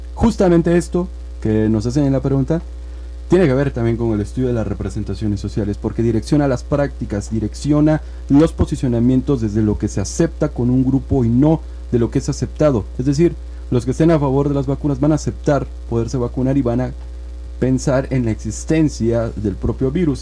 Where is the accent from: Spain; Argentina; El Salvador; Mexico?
Mexico; Oaxaca; nos va de alguna manera también identificando como oaxaqueños